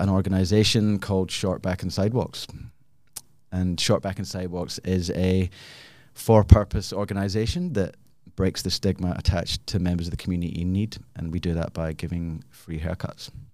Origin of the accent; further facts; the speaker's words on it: Glasgow, Scotland, United Kingdom; moved away as an adult; also born or lived in Australia; now in Perth, Australia; I am originally from Glasgow, came to Australia about twenty-one years ago.